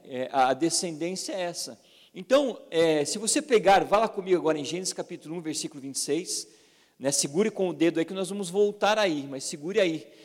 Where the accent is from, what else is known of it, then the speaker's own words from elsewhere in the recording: Brazil; a gente, como brasileiro